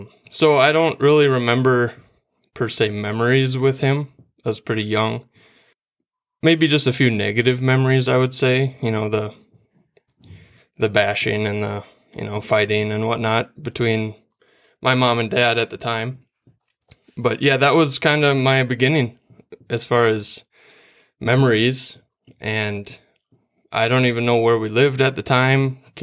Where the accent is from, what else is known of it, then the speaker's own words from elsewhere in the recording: Starbuck, Minnesota, United States; So I grew up in Starbuck, Minnesota. That's out west towards Alexandria, Glenwood area. Minnewaska High School was where I went, and I'm the middle of three boys